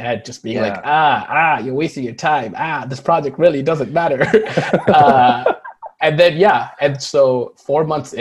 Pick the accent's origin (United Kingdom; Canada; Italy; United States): Canada; Toronto, Ontario; English is a second language; also born or lived in Markham; I immigrated here when I was 7 or 8